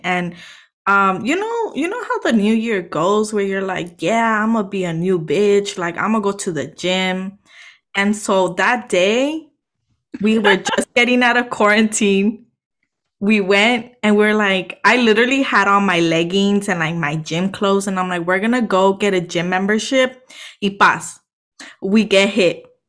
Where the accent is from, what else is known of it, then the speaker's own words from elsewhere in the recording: Los Angeles, California, United States; moved away as an adult; now in San Francisco Bay Area, United States; it's nothing like the city that I grew up in.